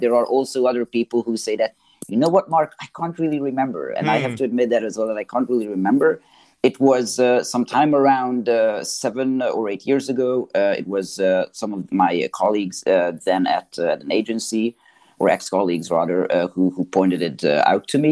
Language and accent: English; Hungary; also born or lived in Canada; now in Geneva, Switzerland; I'm currently based in Switzerland, Geneva. Originally, I am from Hungary. I've also spent some time in Canada.